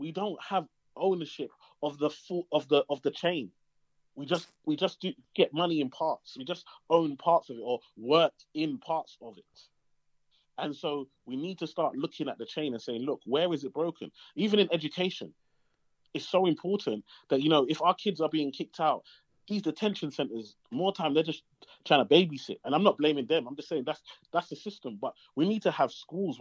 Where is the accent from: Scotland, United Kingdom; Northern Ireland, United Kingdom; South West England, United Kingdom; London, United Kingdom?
London, United Kingdom; I grew up in East London, Tower Hamlets